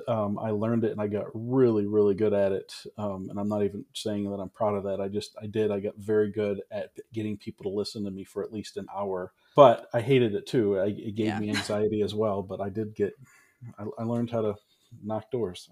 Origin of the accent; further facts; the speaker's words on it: Ann Arbor, Michigan, United States; also born or lived in Menomonee Falls, Wisconsin; I grew up in Ann Arbor, Michigan, went to the same exact church the entire time I grew up